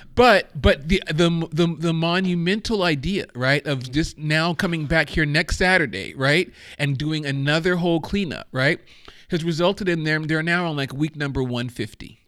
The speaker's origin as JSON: {"language": "English", "country": "Germany", "tie": "born or raised there", "moved": "yes", "said": "I grew up in Germany"}